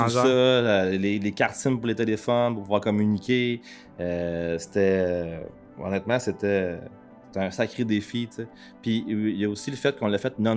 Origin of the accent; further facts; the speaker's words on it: Quebec, Canada; on est des Québécois qui surfent